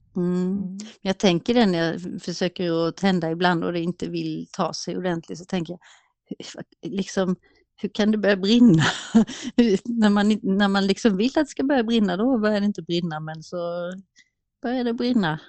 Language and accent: Swedish; Småland, Sweden; moved away